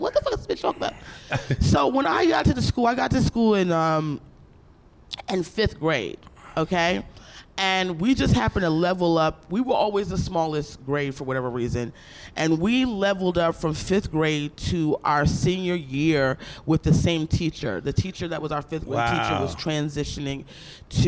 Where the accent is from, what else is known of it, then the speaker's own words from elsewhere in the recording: Aberdeen, Maryland, United States; I grew up in Aberdeen, Maryland.